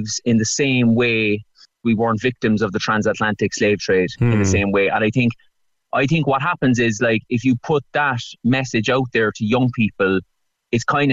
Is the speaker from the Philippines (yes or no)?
no; Cork, Munster, Ireland; I'm from Cork